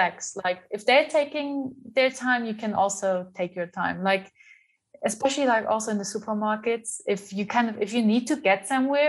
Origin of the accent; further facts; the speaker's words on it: Germany; moved away as an adult; now in Windhoek, Namibia; my hometown in Germany